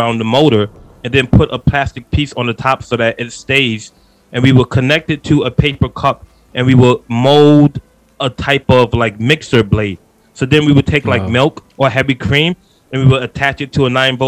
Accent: New York City, New York, United States; I'm from Queens, New York. So I talk fast. I'm from the East Coast.

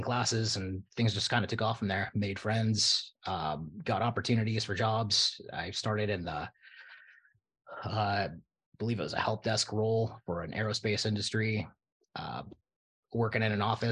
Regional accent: Southern California, United States; I'm born and raised in Southern California. I'm currently just outside the LA area

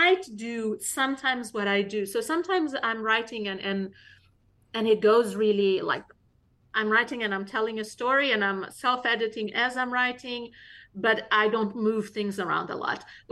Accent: Mozambique; moved away as an adult; now in United States; I'm not from South Africa, the country. I'm from Mozambique

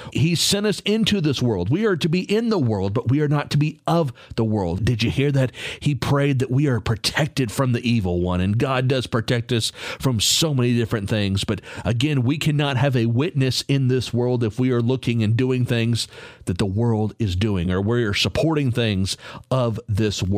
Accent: Texas, United States; I'm from Texas

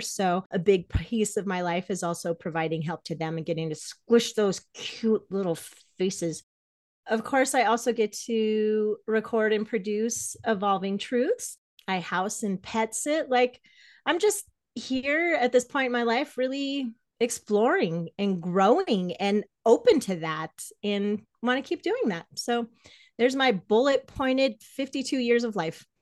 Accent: Greeley, Colorado, United States; also born or lived in New York; I was raised in Greeley, Colorado, as a Jehovah's Witness

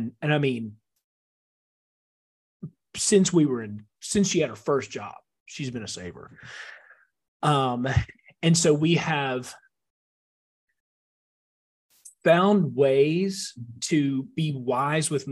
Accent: Loudoun County, Virginia, United States; We had three houses within probably a mile of each other that I grew up in Loudoun County

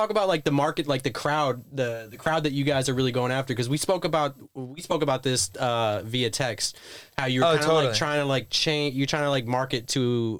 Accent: Fort Lauderdale, Florida, United States; Yeah, I mean, I'm just from Fort Lauderdale, Miami.

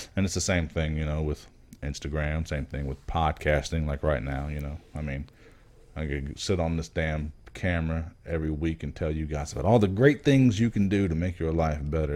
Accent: Miami, Florida, United States; I'm from Miami

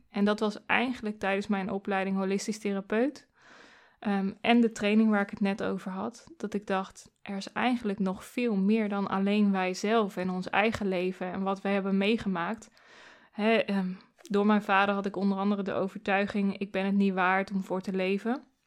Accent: Doetinchem, Gelderland, Netherlands; also born or lived in Arnhem; ik ben in Doetinchem geboren

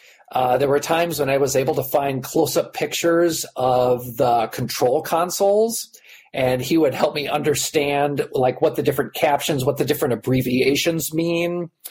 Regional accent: United States; I'm an American.

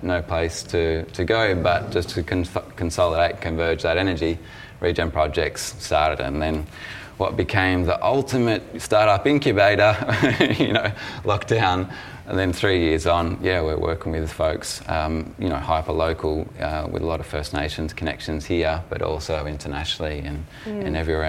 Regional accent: West Gippsland, Victoria, Australia; I grew up in West Gippsland, so a region that has a really strong land connection

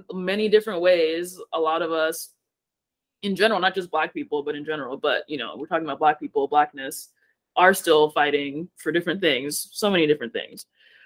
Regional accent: Haiti; moved away; I'm Haitian. I was born in Haiti.

